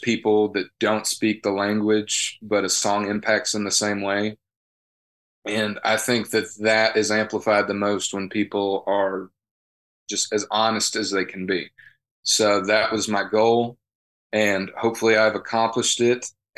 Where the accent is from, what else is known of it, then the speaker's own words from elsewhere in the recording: the South, United States; born there; Country is my favorite, and that's not because I was born in the South.